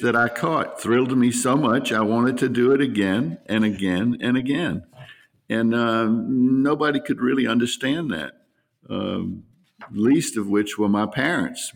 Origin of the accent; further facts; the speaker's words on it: New Orleans, Louisiana, United States; also born or lived in Slidell, Louisiana; I'm from New Orleans and, uh, lived there for, um, twenty-one years, twenty-two years until I moved to Slidell